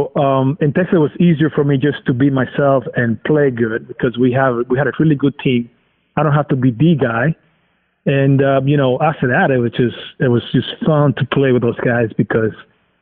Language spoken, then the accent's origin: English; Dominican Republic; English is a second language; now in United States; I'm coming from Dominican, from a tropical island. I like the heat, so I just felt comfortable over there.